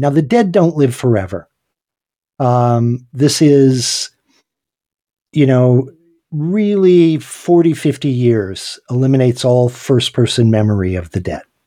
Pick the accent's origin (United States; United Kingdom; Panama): United States; Hot Springs, South Dakota; here in my hometown, uh, where I live in Hot Springs, South Dakota